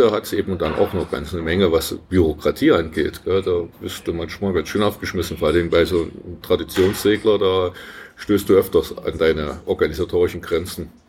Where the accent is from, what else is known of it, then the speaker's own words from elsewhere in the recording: East Germany, Germany; Wir hatten ja keine andere Sprachkenntnisse, keine Ahnung von anderen Kulturen als Ostdeutsche.